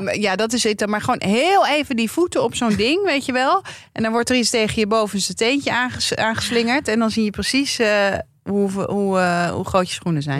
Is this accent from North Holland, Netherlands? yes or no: yes; Amsterdam, North Holland, Netherlands; ik ben gewoon geboren en getogen Amsterdammer